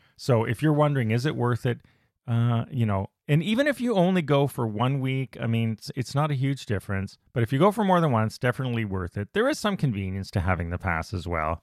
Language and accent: English; Canada; being Canadian, our Thanksgiving's actually in October